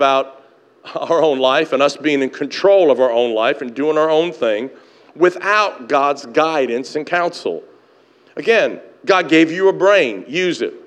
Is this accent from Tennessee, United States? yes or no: yes; Tennessee, United States; moved away as an adult; also born or lived in Canada; now in Chula Vista, United States; I grew up in Tennessee